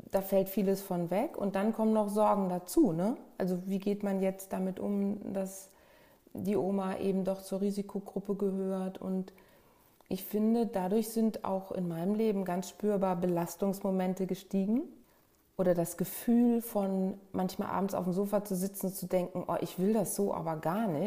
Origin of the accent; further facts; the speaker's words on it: Bad Dürkheim, Rhineland-Palatinate, Germany; also born or lived in Flensburg; Geboren bin ich in Flensburg, ganz im Norden Deutschland, aufgewachsen in Süddeutschland, eher in Rheinland-Pfalz, in Bad Dürkheim, an der Weinstraße.